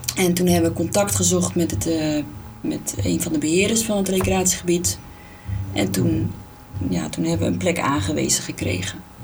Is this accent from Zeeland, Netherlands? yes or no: no; Alkmaar, North Holland, Netherlands; We komen allebei uit Alkmaar, geboren, eh, gewoond en, eh, opgegroeid